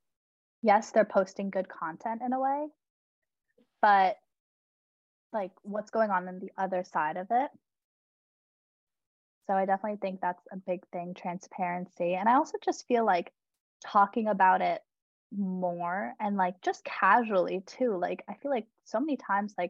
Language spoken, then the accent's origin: English; Nepal; I'm from Nepal